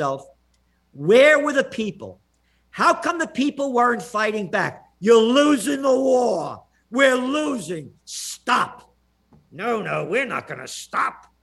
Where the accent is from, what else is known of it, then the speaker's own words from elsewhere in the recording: New York City, New York, United States; also born or lived in Kingston; born in the Bronx